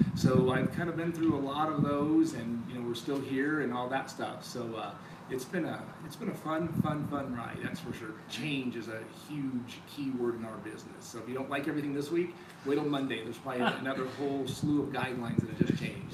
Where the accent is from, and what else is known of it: Colorado Springs, Colorado, United States; born or raised there; also born or lived in Panama / Georgia